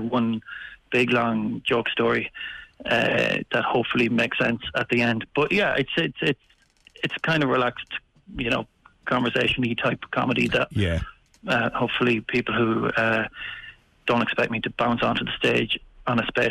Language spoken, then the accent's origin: English; Castlebar, Connacht, Ireland; moved away; my hometown at Castlebar